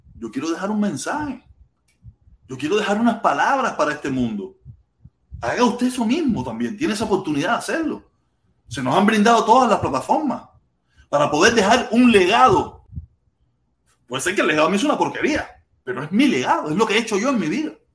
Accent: Pinar del Río, Cuba; moved away as an adult; now in Hialeah, United States; Yo soy pinareño

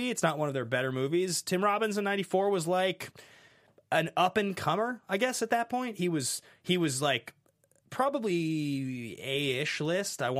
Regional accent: Ireland; Must be because I'm Irish.

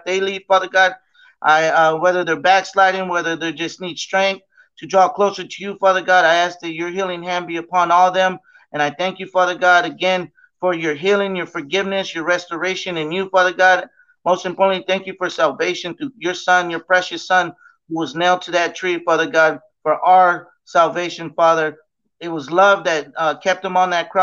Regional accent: Coachella Valley, California, United States; also born or lived in Hobbs, New Mexico; just moved out here to California and started a life, and just kind of went to grade school all through the Coachella

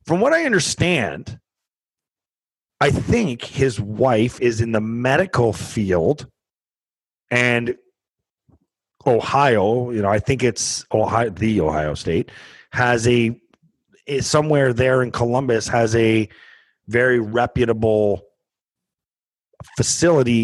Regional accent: Canada; I'm a Canadian kid

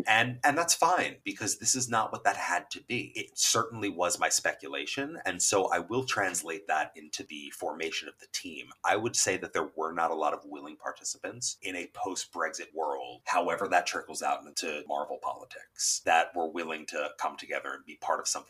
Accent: United States; as an American living in a failed school system under the guise of late-stage capitalism

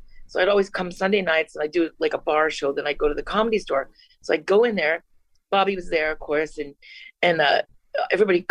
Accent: Vista, California, United States; I'm a mom from Vista, California, who sells carpet during the day. I'm 40 years old.

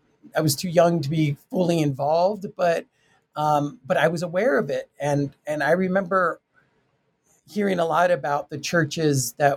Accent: Tucson, Arizona, United States; I'm from Tucson, Arizona, Mexican-American family, and I was the first to graduate.

